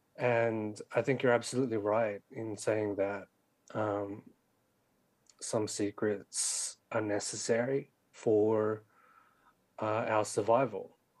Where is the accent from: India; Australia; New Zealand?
Australia; Sydney, New South Wales; was born and raised in Western Sydney like me